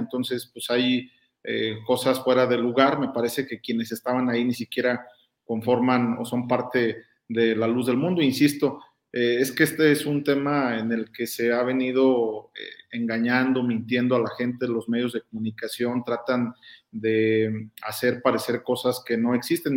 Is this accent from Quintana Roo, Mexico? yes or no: no; Guanajuato, Mexico; Yo soy guanajuatense